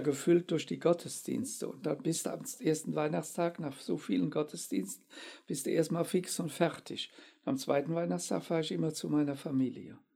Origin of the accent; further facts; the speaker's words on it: Germany; wir dürfen auch nicht immer als Deutsche den Eindruck erwecken